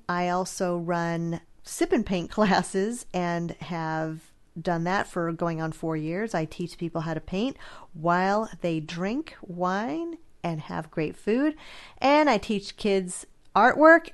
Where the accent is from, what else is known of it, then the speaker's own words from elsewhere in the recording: California, United States; I'm from California